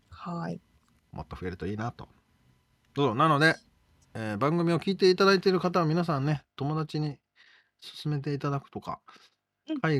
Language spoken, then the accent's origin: Japanese; Tottori, Japan; now in New York, United States; まず生まれは生まれは鳥取県です鳥取県の何市鳥取市小山町です